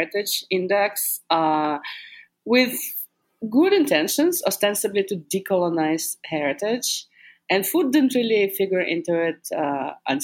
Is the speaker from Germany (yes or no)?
no; Russia; also born or lived in Jackson Heights, Queens, New York; now in New York, United States; I was born in Russia, and I'm a Russian speaker